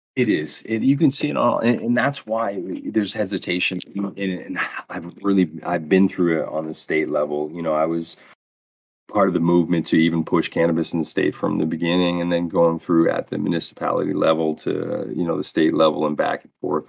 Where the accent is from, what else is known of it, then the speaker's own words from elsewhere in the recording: Lewiston, Maine, United States; Lewiston, which is is my hometown